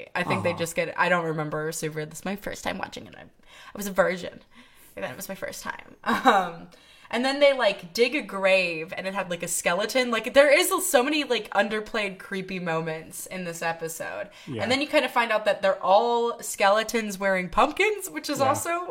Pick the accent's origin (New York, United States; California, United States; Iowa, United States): Iowa, United States; I'm from Iowa.